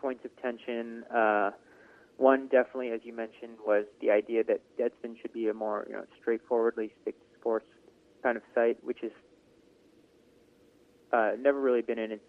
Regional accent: United States; being an American tennis fan

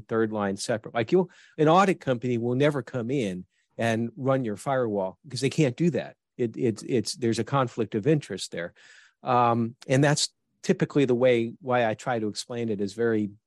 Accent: New York, United States; moved away; I'm originally from New York

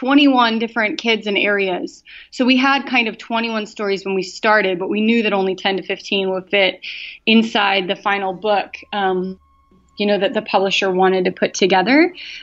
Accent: Wisconsin, United States; But I grew up in Wisconsin, and the winters are brutal.

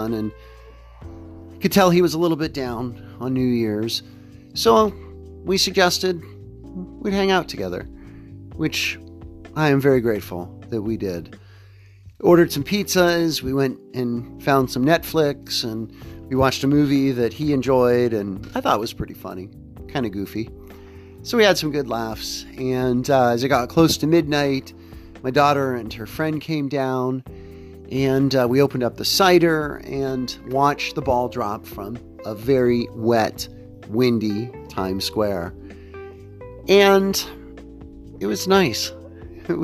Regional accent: Central Time Zone, United States; moved away; I grew up in the Central Time Zone

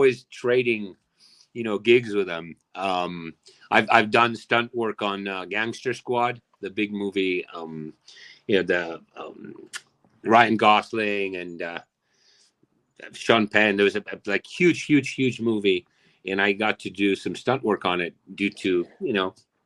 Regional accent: Argentina; moved away; I'm also from Argentina, born and raised. I got here when I was 1990

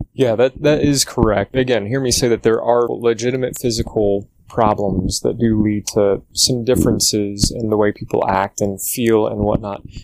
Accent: Louisville, Kentucky, United States; I was born and raised in the Louisville, Kentucky area

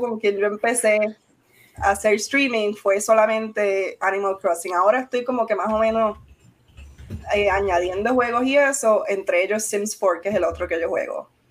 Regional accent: Arecibo, Puerto Rico; yo soy de Arecibo

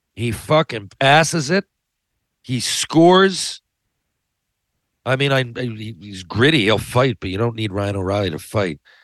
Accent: Mount Pearl, Newfoundland and Labrador, Canada; I'm from Mount Pearl

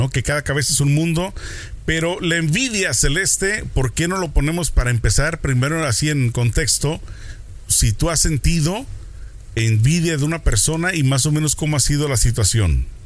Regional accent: Mexico; Como decimos en México

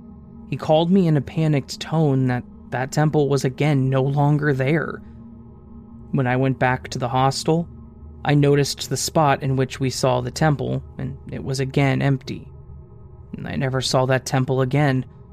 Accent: Delhi, India; I did my undergraduate from Tamil Nadu in India. I'm originally from Delhi, so I was staying in a hostel.

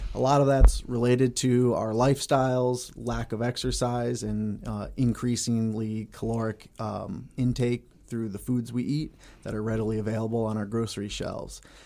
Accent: Connecticut, United States; moved away as an adult; also born or lived in Cleveland, Ohio / Allentown, Pennsylvania; now in Bemidji, United States; I grew up in Connecticut

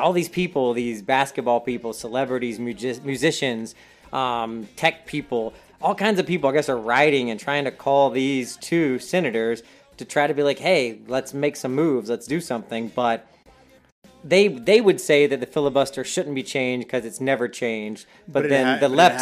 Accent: the South, United States; I'm from the South

